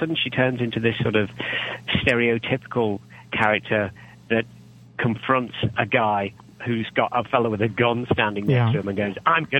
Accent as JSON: {"language": "English", "country": "United Kingdom", "said": "I'm British"}